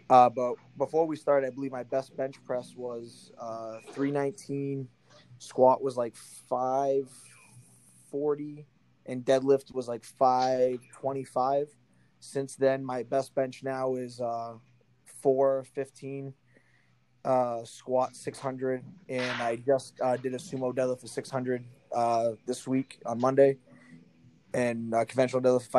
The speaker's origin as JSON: {"language": "English", "town": "New Bedford", "region": "Massachusetts", "country": "United States", "tie": "born or raised there", "said": "I live in New Bedford, Massachusetts. It's about an hour south of Boston."}